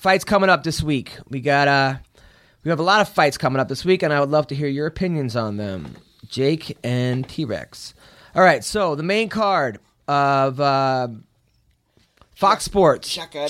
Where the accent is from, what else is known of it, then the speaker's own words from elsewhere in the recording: England, United Kingdom; Like, I'm from England. We don't even have wrestling. And I could do better sprawls than that.